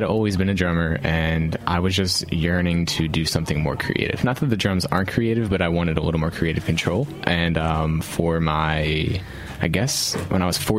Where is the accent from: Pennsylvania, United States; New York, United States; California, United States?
Pennsylvania, United States; Oreland; now in Philadelphia, United States; So grew up in the burbs. And now that I go to Drexel, living in the city in West Philly.